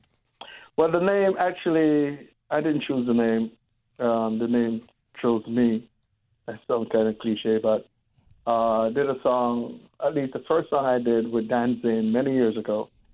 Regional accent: Pleasant Farm, Saint Catherine, Jamaica; Yes, grew up in Jamaica, Pleasant Farm, a place called St. Catherine.

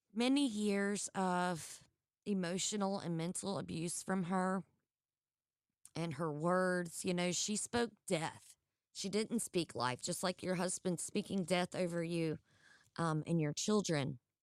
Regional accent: Georgia, United States; I'm actually from Georgia

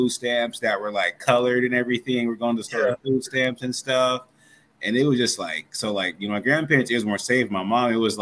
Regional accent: Salt Lake City, Utah, United States; I'm from Salt Lake City, Utah

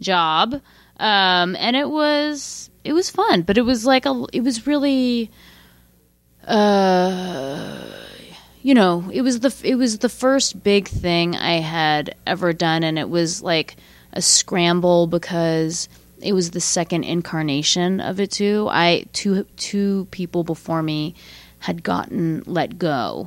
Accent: San Francisco, California, United States; also born or lived in New York; I grew up in San Francisco

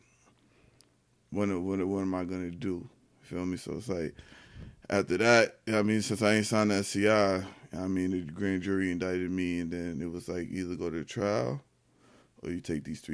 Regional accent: Yonkers, New York, United States; I'm from South Side of Yonkers. Feel me on Elliott

